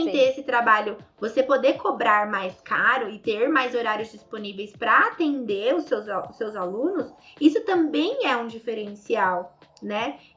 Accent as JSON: {"language": "Portuguese", "region": "Santa Catarina", "country": "Brazil", "also_born_or_lived": "Palhoça", "said": "Eu sou de Santa Catarina, eu moro em Palhoça."}